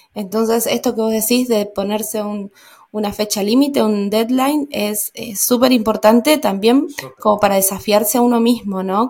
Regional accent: Argentina; moved away; also born or lived in Germany

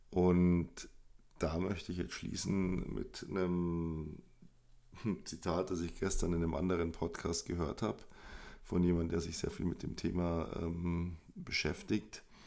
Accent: Munich, Bavaria, Germany; Ich bin groß geworden in München

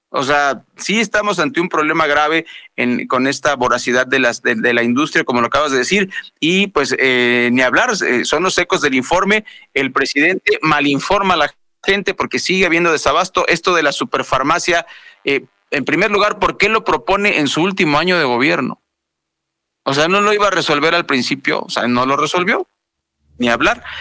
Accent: Sonora, Mexico; now in State of Mexico, Mexico; Teníamos varios años en que no ocurría nada por allá en, mi tierra

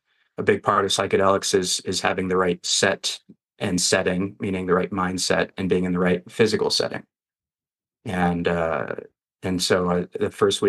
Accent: Western US, United States; I grew up in the Western US and wanted to kind of be back here.

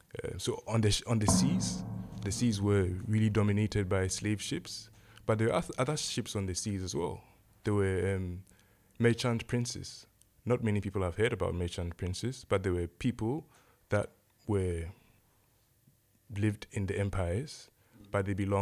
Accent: Ghana; born there; And was born in Ghana, or the region that's now Ghana.

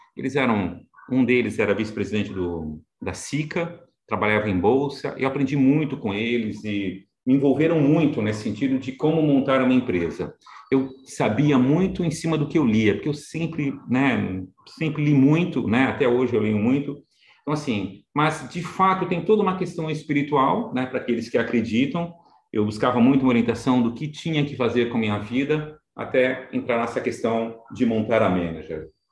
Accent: Santos, São Paulo, Brazil; now in São Paulo, Brazil; sou de Santos, né? Então inicialmente nasci na cidade de Santos. Hoje estou mais em São Paulo, mas nasci na cidade de Santos.

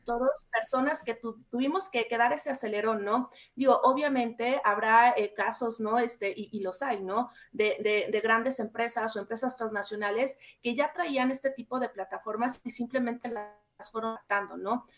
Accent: Mexico; nosotros como mexicanas y mexicanos

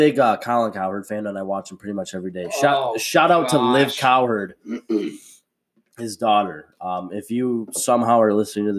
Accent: Wisconsin, United States; I'd pick the Packers. Come on. That's my home state.

